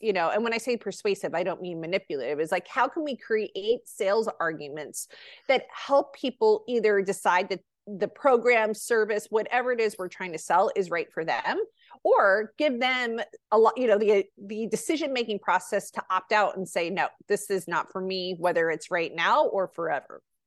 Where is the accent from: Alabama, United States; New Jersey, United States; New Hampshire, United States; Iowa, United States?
New Jersey, United States; now in California, United States; New Jersey, which is my home state